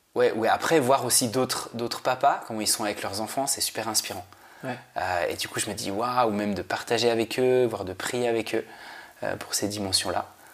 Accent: Switzerland; moved away; also born or lived in Paris; moi je viens de Suisse

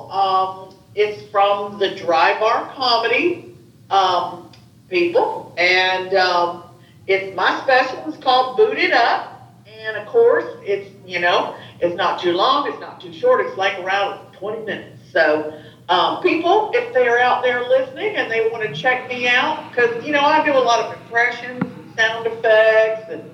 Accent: East Tennessee, United States; also born or lived in Chicago, Illinois; I'm in East Tennessee outside of Knoxville

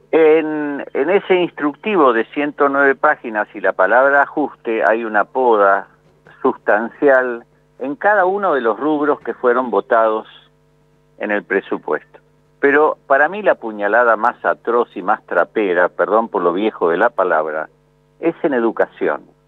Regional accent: Argentina; como pueblo argentino

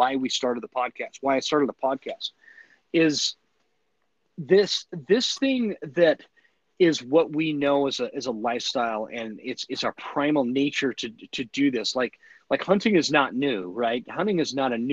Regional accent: United States; as an American

